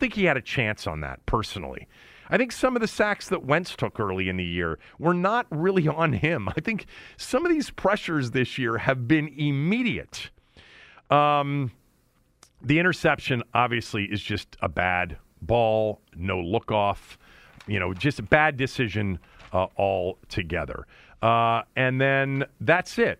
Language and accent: English; Bethesda, Maryland, United States; Bethesda, which has been pretty much my hometown, you know, or home area